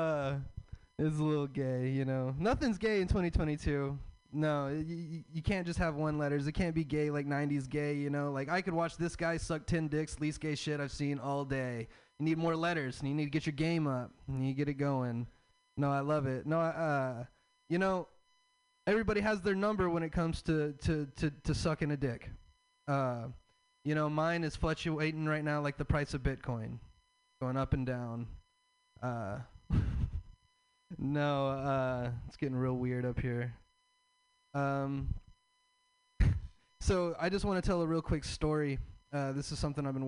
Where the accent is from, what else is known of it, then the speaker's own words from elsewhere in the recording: the South, United States; I'm from the South. I have a Southern